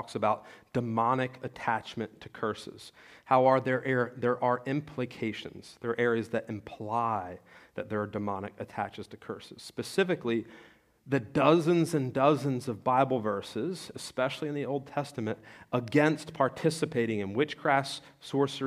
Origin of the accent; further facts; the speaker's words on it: Salem or Penns Grove, New Jersey, United States; I'm from Salem or Pensgrove, New Jersey, where we have the Red Devils